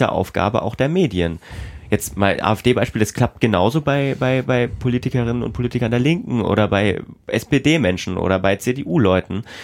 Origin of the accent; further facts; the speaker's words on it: East Germany, Germany; weil ich bin auch Ostdeutscher